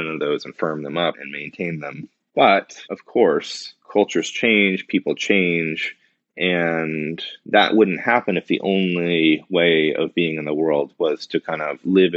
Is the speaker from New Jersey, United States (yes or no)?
no; North Shore of Boston, Massachusetts, United States; growing up on the North Shore of Boston